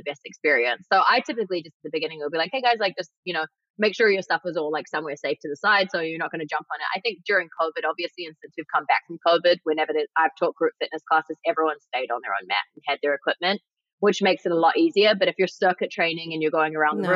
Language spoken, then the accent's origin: English; New Zealand; also born or lived in New York, United States; now in Los Angeles, United States; I grew up in New Zealand where the food is very clean and amazing